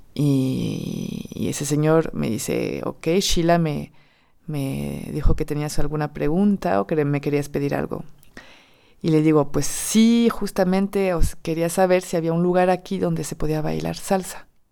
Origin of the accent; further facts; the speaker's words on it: France; Spanish is a second language; moved away as an adult; Soy francesa